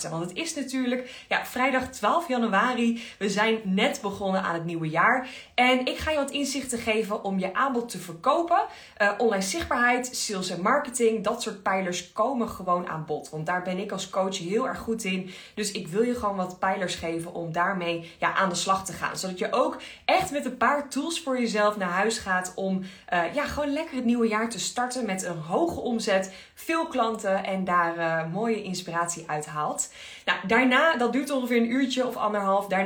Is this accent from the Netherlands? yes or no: yes; Enschede, Overijssel, Netherlands; Ik kom helemaal uit Enschede.